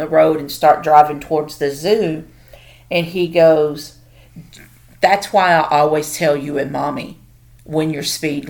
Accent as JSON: {"language": "English", "region": "Tennessee", "country": "United States", "moved": "as an adult", "lives_now": "Oklahoma, United States", "said": "I'm from Tennessee"}